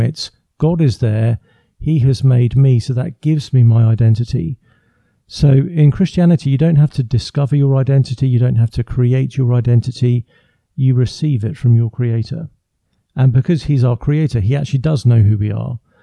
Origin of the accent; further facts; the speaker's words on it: England, United Kingdom; first language English; I come from England, so born and raised in England. I live just outside London, near Windsor.